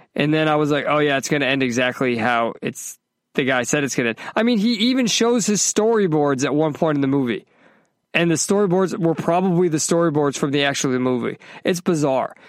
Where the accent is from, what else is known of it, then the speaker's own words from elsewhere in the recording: Northeast, United States; now in Orlando, United States; I grew up in the Northeast.